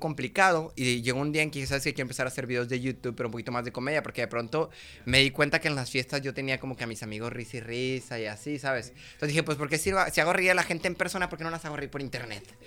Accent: Monterrey, Nuevo León, Mexico; yo soy aquí de Monterrey, tengo 25 años

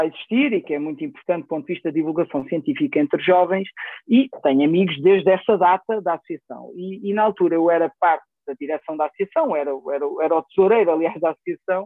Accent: Coimbra, Coimbra District, Portugal; also born or lived in France / Lisbon; nasci em França, os meus pais eram imigrantes e como, como tantos outros tantos portugueses e, e, e nas que tive lá os meus primeiros anos de vida depois entretanto houve uma decisão familiar de voltar para Portugal e, e fomos para Coimbra onde, onde cresci

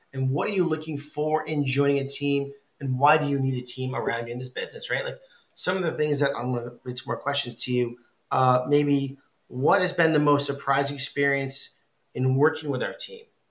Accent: Westbrook, Connecticut, United States; I grew up in Westbrook

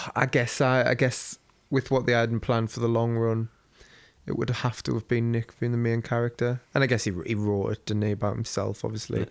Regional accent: United Kingdom; me being British

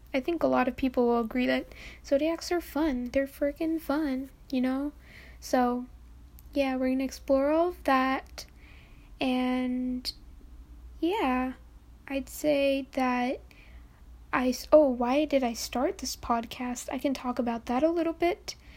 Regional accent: New York, United States; I'm from New York.

